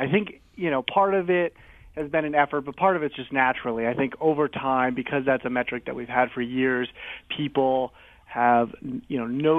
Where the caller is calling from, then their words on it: Bristol, Connecticut, United States; I'm calling in from Bristol, Connecticut, the office.